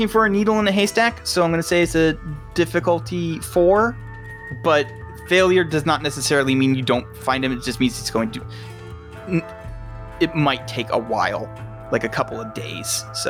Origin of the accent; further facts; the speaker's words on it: Houston, Texas, United States; No, I'm not. I'm from Houston.